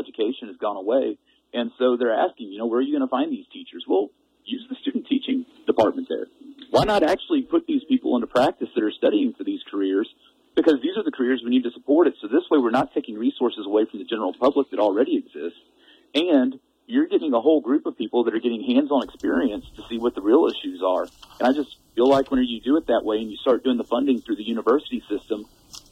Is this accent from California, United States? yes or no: no; Texas, United States; now in Kalispell, United States; I'm originally from Texas